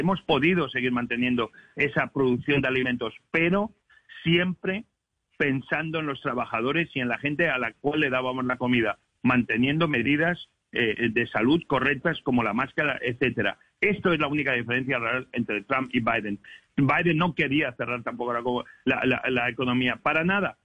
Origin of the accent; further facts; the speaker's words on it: Spain; now in United States; yo vengo de España